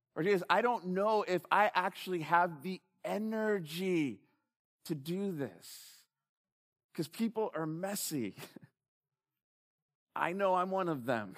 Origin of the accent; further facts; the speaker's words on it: United States; I'm an American.